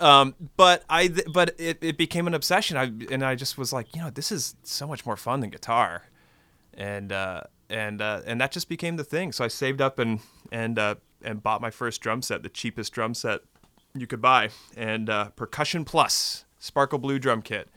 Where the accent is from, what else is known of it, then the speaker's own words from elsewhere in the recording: Texas, United States; now in Austin, United States; I grew up in Texas